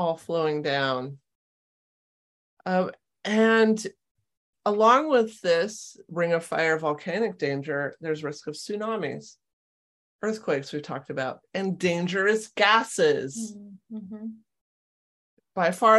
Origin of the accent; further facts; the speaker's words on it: California, United States; moved away as an adult; now in Washington, United States; growing up in California